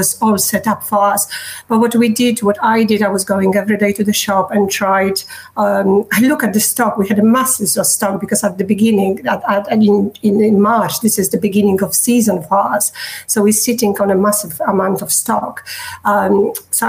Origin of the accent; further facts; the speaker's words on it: Poland; English is a second language; moved away as an adult; now in Surrey, United Kingdom; I study marketing back in Poland, and I work in marketing.